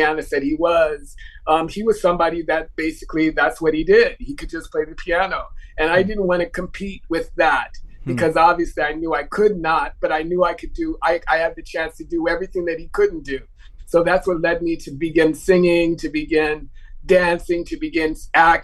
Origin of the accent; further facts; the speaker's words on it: Los Angeles, California, United States; moved away as an adult; also born or lived in Munich / France; I grew up in Leimert Park